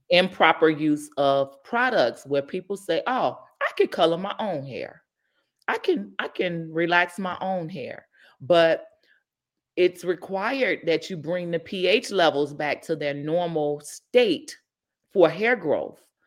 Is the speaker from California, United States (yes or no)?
yes; Inglewood, California, United States; I'm born and raised in the Inglewood community